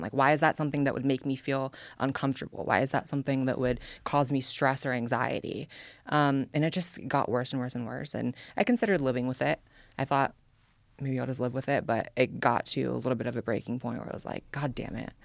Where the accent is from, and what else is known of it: California, United States; born or raised there; now in Austin, United States